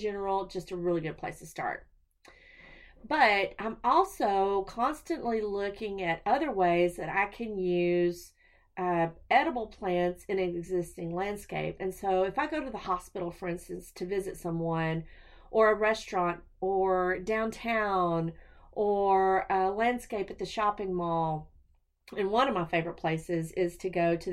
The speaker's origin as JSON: {"language": "English", "region": "Texas", "country": "United States", "said": "I'm a Texan"}